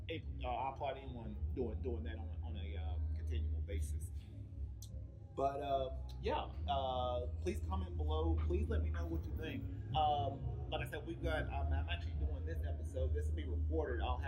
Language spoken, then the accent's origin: English; Cleveland, Tennessee, United States; now in Vista, United States; originally I'm from Cleveland, Tennessee